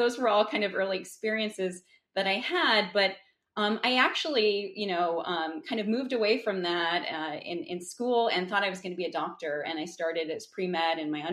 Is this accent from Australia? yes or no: no; New England, United States; I grew up in New England.